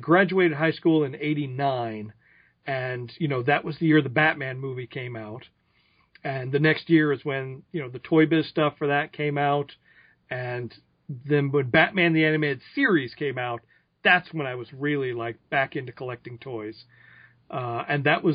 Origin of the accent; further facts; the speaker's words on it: Tulsa, Oklahoma, United States; moved away as an adult; now in Los Angeles, United States; I grew up in Tulsa, Oklahoma. I lived there for, 18 years.